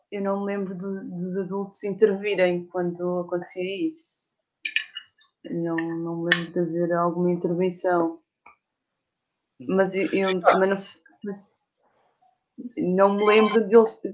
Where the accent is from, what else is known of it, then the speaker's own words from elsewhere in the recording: Lisbon area, Portugal; also born or lived in Cascais / Amadora / Camarate / Almada; Nasci em Cascais.